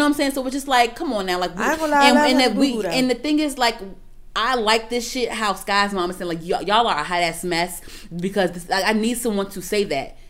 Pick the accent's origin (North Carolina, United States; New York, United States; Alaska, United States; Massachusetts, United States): New York, United States; Like I said, I come from New York too.